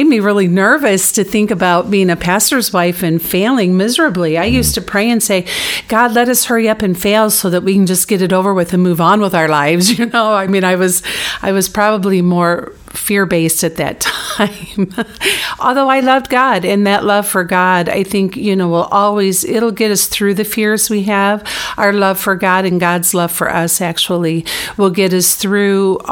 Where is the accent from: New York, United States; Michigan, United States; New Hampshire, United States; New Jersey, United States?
Michigan, United States; I was born and raised in Michigan, as was Dan